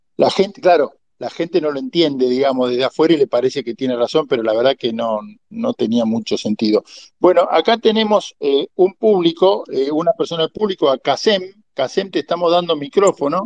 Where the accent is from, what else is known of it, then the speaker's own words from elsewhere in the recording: Rosario, Santa Fe, Argentina; yo soy de Rosario